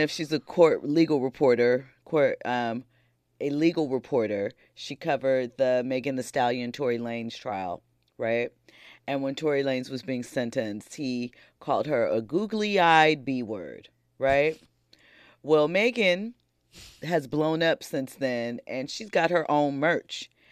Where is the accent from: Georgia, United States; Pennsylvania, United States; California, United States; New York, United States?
Pennsylvania, United States; Philadelphia; I grew up in South Philly. I grew up in, in the hood. I grew up very, they breed us in South Philly to never snitch